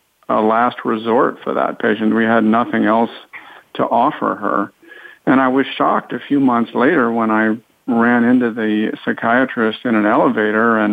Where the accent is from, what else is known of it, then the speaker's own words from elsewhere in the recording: East Coast, United States; moved away as an adult; also born or lived in Southern California; I grew up on the East Coast, went to medical school there